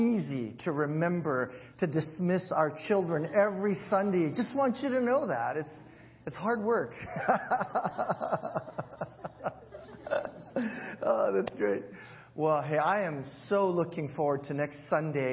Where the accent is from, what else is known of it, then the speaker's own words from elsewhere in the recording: Hawaii, United States; moved away; I'll throw in a lot of pigeon and how we speak in Hawaii.